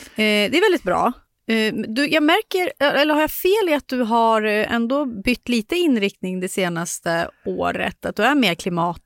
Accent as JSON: {"language": "Swedish", "town": "Sundsvall", "region": "Västernorrland County", "country": "Sweden", "moved": "yes", "lives_now": "Stockholm, Sweden", "said": "där jag är från, i Sundsvall, där på landsbygden"}